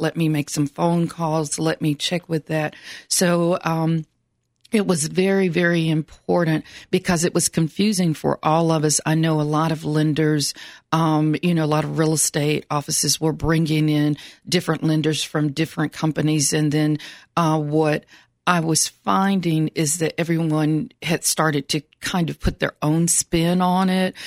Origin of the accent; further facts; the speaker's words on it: Franklin, Tennessee, United States; I'm originally from Franklin, Tennessee